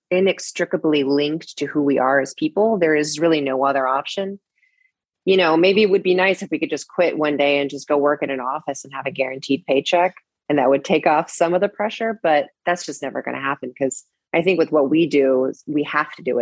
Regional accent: Seattle, Washington, United States; now in Los Angeles, United States; Growing up in Seattle, I was a total indoor kid

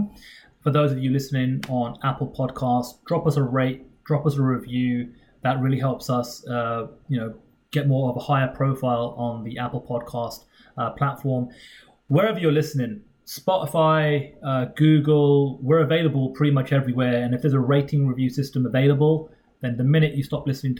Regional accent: United Kingdom; We're both British members of the media

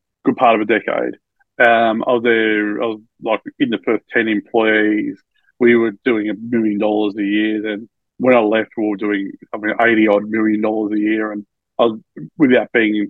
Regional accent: Albury, New South Wales, Australia; now in Melbourne, Australia; I was born in Melbourne, but I grew up in Albury, which is a border town of New South Wales and Victoria

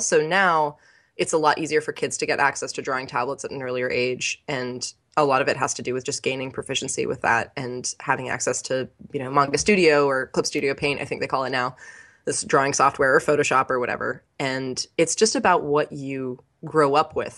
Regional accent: California, United States; growing up in California, we were pretty close to the coast

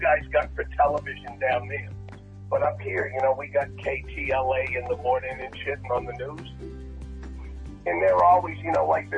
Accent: Martha's Vineyard, Massachusetts, United States; now in Los Angeles, United States; I used to go home all the time. I used to fly back to Boston, and then I would go to Martha's Vineyard. And, you know, Martha's Vineyard, I was one of the poor kids.

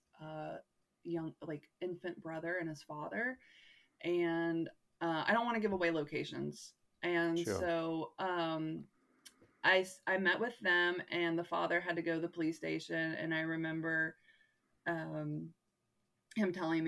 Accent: United States; I'm from America

